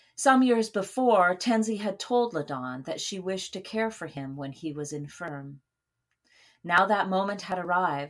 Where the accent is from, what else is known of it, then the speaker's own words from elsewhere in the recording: Saskatoon, Saskatchewan, Canada; moved away; my hometown of Saskatoon, Saskatchewan